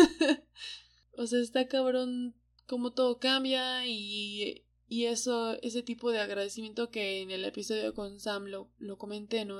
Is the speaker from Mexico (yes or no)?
yes; Hidalgo, Mexico; moved away as an adult; now in Mexico City, Mexico; desde que salí de, de Hidalgo, en Hidalgo la vida estaba un poco trazada ya para mí